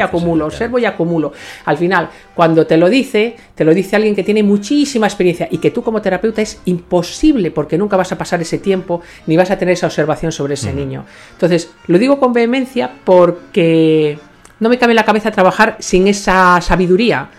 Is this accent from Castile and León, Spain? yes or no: no; Ourense, Galicia, Spain; now in Madrid, Spain; Yo me voy a mi pueblo, a Orense